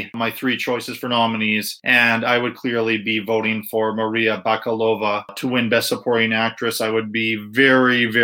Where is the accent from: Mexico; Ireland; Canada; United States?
Ireland; I am Irish